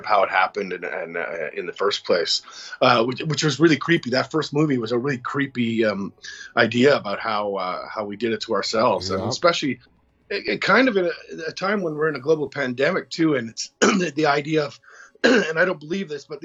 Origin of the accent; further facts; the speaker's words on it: Canada; I'm Canadian, watch Hockey Night in Canada